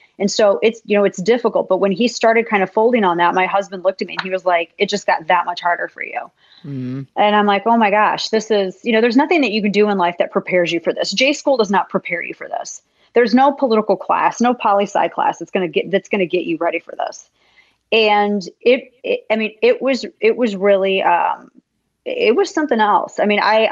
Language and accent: English; the Ozarks, United States; I'm from the Ozarks